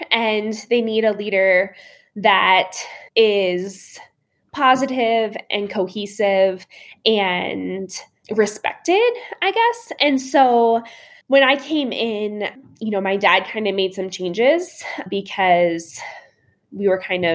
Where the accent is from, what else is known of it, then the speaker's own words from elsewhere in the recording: Shippensburg, Pennsylvania, United States; Shippensburg University, which is where my hometown was